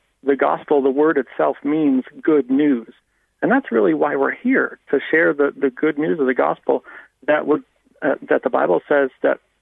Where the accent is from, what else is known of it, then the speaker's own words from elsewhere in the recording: United States; moved away as an adult; now in Ireland; I grew up in the Baptist Church in America